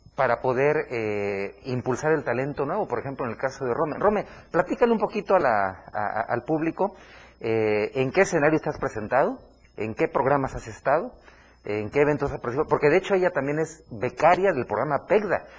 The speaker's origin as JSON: {"language": "Spanish", "region": "Chiapas", "country": "Mexico", "said": "Chiapas, que somos el estado más mexicano del país"}